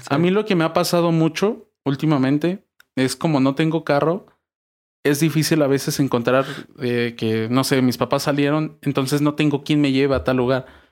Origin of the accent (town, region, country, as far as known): Mexico